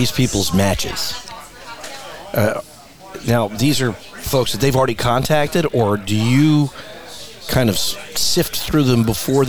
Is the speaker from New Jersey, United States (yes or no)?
yes; Morristown, New Jersey, United States; I was born in Morristown, New Jersey.